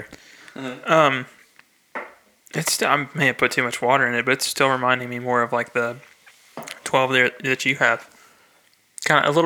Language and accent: English; Frankfort, Kentucky, United States; born and raised in Frankfurt, right next to Buffalo Trace.